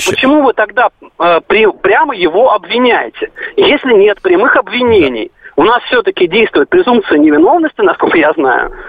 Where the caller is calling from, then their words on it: Moscow, Russia; Я из Москвы.